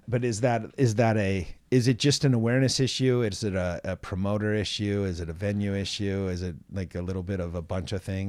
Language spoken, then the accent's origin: English; Seattle, Washington, United States; I was born and raised in Seattle